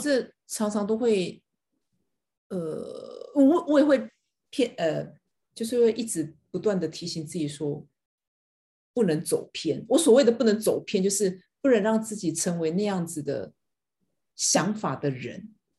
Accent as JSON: {"language": "Chinese", "country": "Taiwan", "said": "我们是台湾人"}